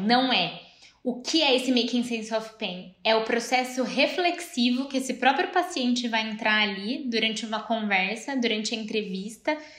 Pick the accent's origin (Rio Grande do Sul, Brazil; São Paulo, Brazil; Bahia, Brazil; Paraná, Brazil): São Paulo, Brazil; Campinas; also born or lived in Rio de Janeiro; eu sou de Campinas